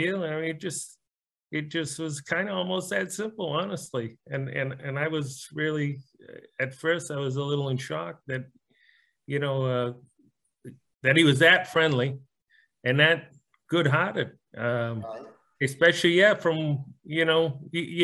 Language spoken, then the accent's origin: English; Northeast, United States; moved away; I was also from the Northeast